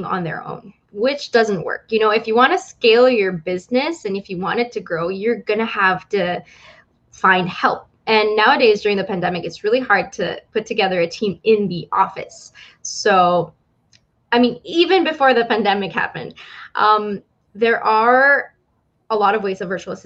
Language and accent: English; Philippines; I'm from the Philippines and born and raised here